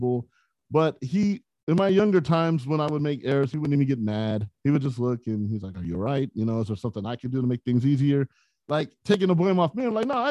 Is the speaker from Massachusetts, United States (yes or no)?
no; San Bernardino, California, United States; San Bernardino, California.